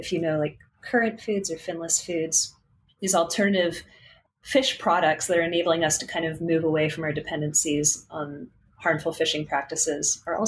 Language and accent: English; California, United States; that just totally felt at odds with growing up in California next to the ocean